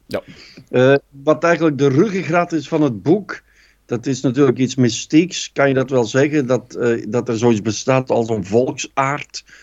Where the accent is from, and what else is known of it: Kempen, Flanders, Belgium